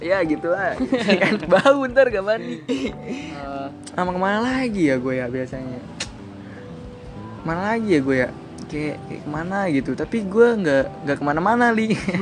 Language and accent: Indonesian; Pasuruan, East Java, Indonesia; aduh kampung gue tuh pasuran apa nih ya gue sih sebenarnya udah lama nih di sono di Pasuruan